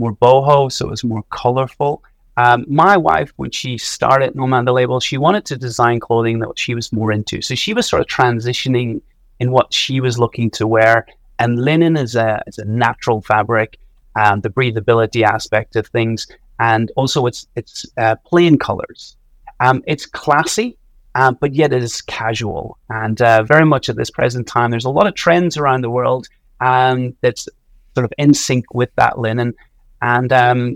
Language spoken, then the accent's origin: English; Donegal, Ulster, Ireland; I'm from Donegal in the northwest of Ireland